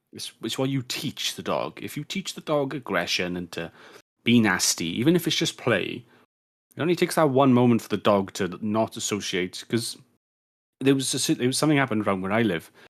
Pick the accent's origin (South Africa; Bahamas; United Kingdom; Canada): United Kingdom; as a Brit